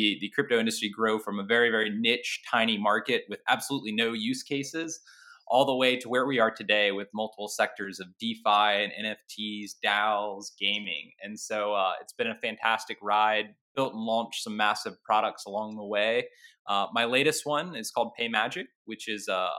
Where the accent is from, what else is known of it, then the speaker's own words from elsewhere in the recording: North Carolina, United States; I grew up in North Carolina